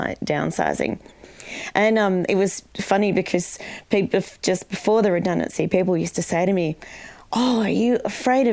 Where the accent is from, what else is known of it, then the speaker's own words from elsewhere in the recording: Canberra, Australian Capital Territory, Australia; also born or lived in Sydney; I was born in Sydney, but my parents moved to Canberra